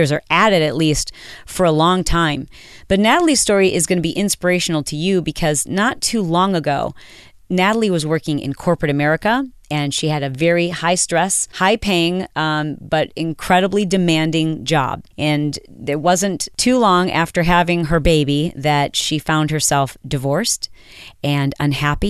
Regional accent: Michigan, United States; now in Southern California, United States; I'm from Michigan

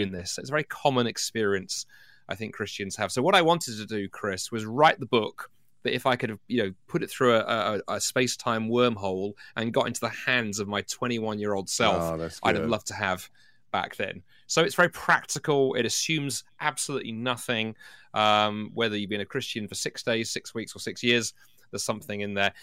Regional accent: London, United Kingdom; my first job 25 years ago was working for a hospital in London where I grew up

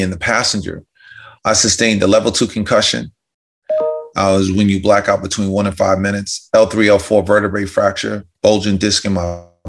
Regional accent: White Plains, New York, United States; born or raised there

